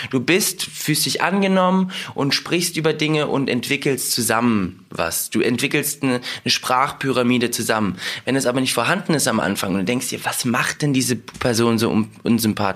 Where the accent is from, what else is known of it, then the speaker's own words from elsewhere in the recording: Russia; born there; ich komme aus Russland, ich bin in Russland geboren und wenn mich jemand auf Russisch zuquatscht damit mir auf Russisch spricht, verstehe ich alles.